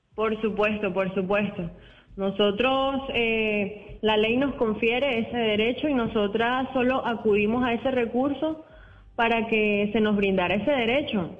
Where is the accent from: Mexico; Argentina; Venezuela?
Venezuela; moved away as an adult; now in Cartagena, Colombia; yo soy venezolana, tengo tres años aproximadamente acá residenciado